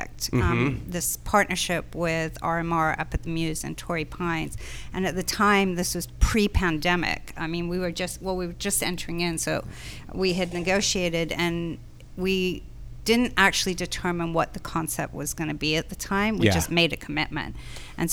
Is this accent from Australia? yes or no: no; London, United Kingdom; moved away; also born or lived in New York; growing up in London